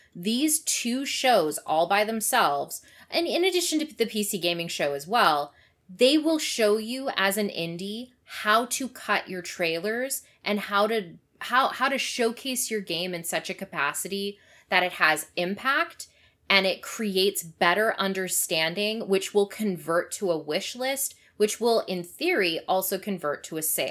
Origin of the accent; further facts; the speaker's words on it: Canada; as a Canadian